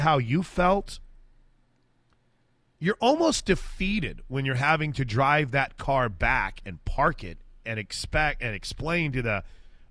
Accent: Midwest, United States; moved away; I grew up in the Midwest

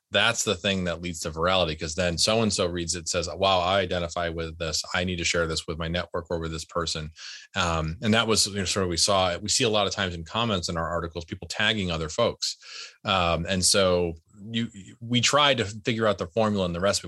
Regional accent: United States; my family's, uh, w, as most American families are, an immigrant family

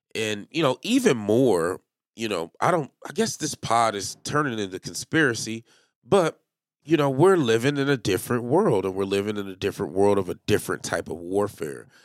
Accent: Kansas City, Missouri, United States; my hometown, the Kansas City, Missouri Chiefs

